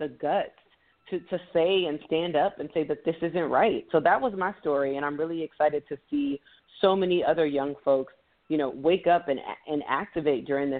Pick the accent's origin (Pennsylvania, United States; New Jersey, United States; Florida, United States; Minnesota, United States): Florida, United States; Miami; moved away as an adult; now in Washington, D.C., United States; I grew up in Miami, Florida.